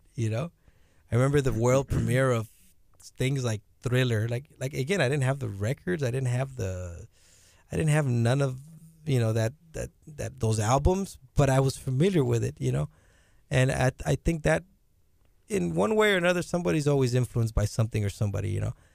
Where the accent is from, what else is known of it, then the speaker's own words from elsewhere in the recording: Rio Grande Valley, Texas, United States; I come from the Rio Grande Valley, man. There's nothing to do over there.